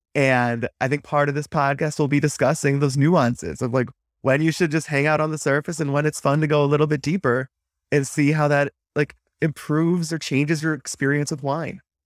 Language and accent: English; Wisconsin, United States; growing up in Wisconsin, It's a beer-centric culture.